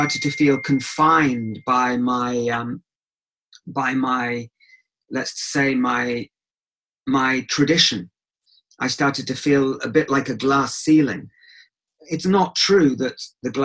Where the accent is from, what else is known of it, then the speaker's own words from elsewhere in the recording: England, United Kingdom; I grew up in England, so not in Israel, so I'm not Israeli.